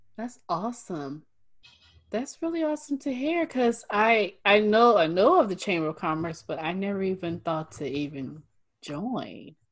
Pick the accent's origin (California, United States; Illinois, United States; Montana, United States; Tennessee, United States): California, United States; Northern; I'm from Northern California, so I'm up in the Bay Area.